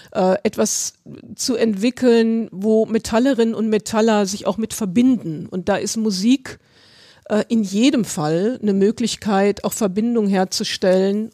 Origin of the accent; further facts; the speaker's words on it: Berlin, Germany; ich komme ja aus Berlin